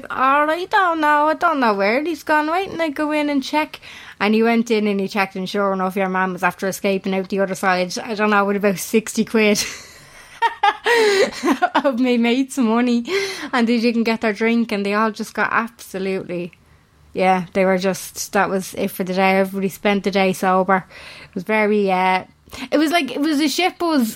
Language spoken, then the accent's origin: English; Ireland